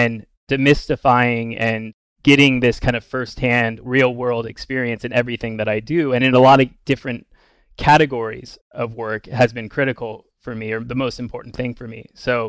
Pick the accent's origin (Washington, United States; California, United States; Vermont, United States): Washington, United States; Bellingham; I grew up in Bellingham, Washington, kind of almost on the Canadian border.